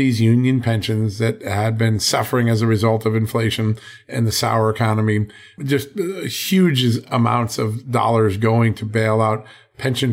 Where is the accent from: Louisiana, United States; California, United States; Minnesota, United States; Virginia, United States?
Virginia, United States; Joining us right now from the great state of Virginia, my home state